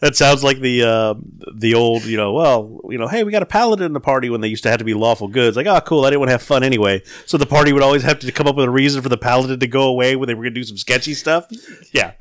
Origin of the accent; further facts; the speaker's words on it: the South, United States; Growing up in the South